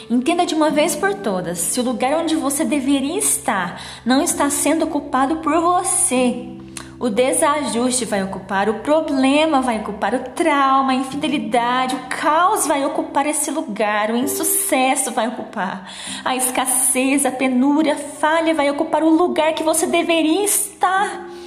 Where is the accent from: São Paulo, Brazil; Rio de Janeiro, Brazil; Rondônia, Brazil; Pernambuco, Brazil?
São Paulo, Brazil; São Joaquim da Barra; sou de São Joaquim da Barra, interior de São Paulo